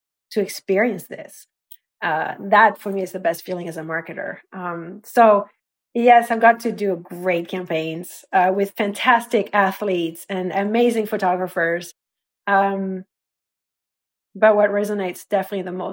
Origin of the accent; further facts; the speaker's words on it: France; moved away; I was the French kid